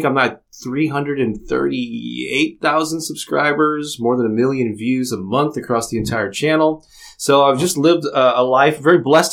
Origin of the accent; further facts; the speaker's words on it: St. Louis, Missouri, United States; I'm from St. Louis, Missouri, born and raised